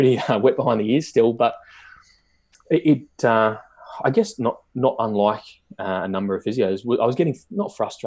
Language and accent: English; Newcastle, New South Wales, Australia; I'm from Newcastle, the hometown of the Knights